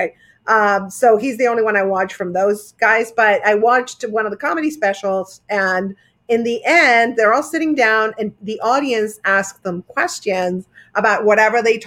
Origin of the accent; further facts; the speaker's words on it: Argentina; moved away; I grew up in Argentina